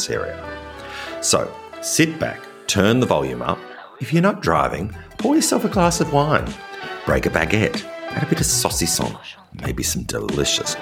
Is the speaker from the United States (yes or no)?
no; Australia; now in France; As an Australian living in rural France